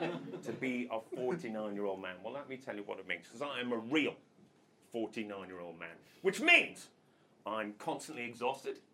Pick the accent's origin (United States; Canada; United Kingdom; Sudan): United Kingdom; Northern Ireland; I am Northern Irish.